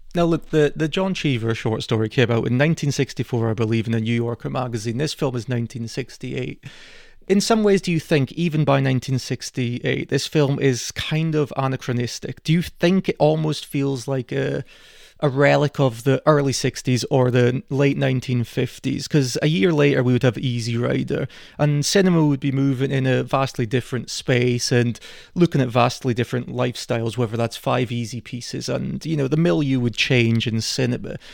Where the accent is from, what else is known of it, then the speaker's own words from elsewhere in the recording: Scotland, United Kingdom; we're Scottish